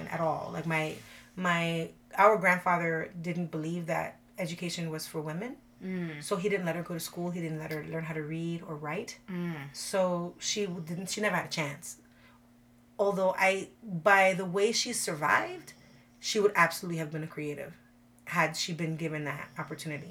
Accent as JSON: {"language": "English", "town": "New York City", "region": "New York", "country": "United States", "tie": "born or raised there", "moved": "as an adult", "lives_now": "Florida, United States", "said": "I grew up in the Bronx"}